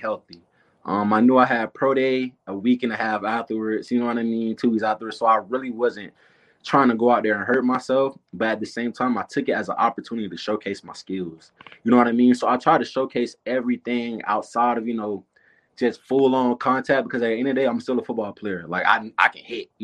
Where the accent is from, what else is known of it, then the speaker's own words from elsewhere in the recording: Tallahassee, Florida, United States; moved away; Grew up and born and raised in Tallahassee